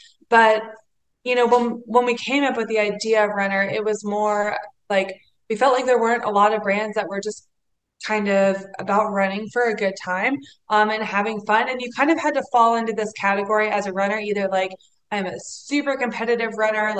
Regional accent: Atlanta, Georgia, United States; so my background was actually, I grew up in Atlanta, and you know, running was not really like a sport, like coming from my family, like very Southern, a little traditional

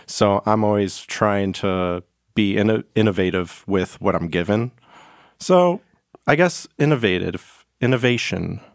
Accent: Macomb County, Michigan, United States; I grew up on, like, the, like, Macomb County

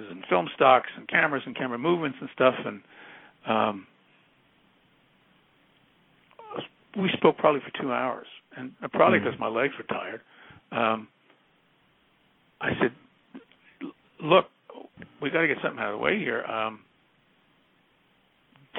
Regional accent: New York, United States; I'm from New York

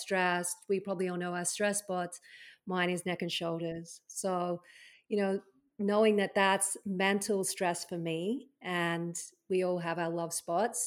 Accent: Australia; moved away; when I was living in Australia, being an Aussie

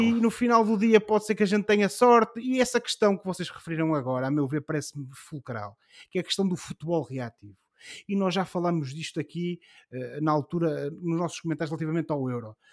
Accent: Portugal; nós, como somos portugueses e estamos habituados a sofrer

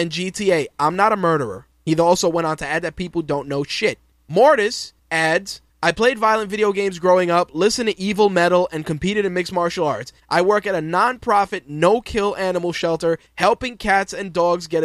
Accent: New York City, New York, United States; growing up in New York City in the late 80s

